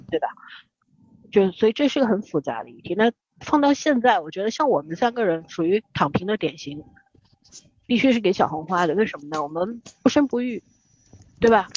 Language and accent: Chinese; China; 我们中国人是努力派的，就是从小就跟你说你要努力读书啊